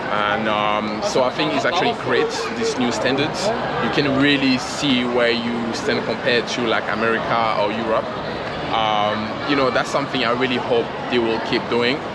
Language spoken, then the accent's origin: English; Guadeloupe; also born or lived in London, United Kingdom; now in Singapore; so um, I'm originally from Guadeloupe, which is a French island in the Caribbean, uh, not far from Barbados, Jamaica. That's where I'm from, I grew up. I've been living in Singapore for the last five years now.